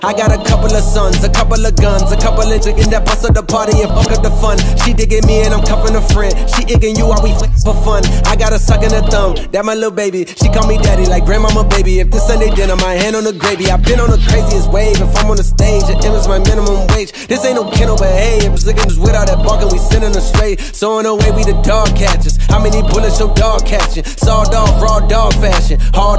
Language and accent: English; Charlotte, North Carolina, United States; I'm from Charlotte.